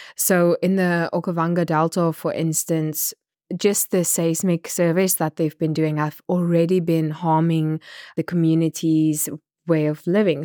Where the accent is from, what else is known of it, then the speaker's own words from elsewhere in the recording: Namibia; I'm a journalist from Namibia